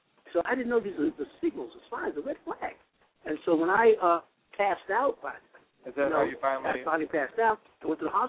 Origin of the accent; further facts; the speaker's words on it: Florida, United States; I'm from Florida.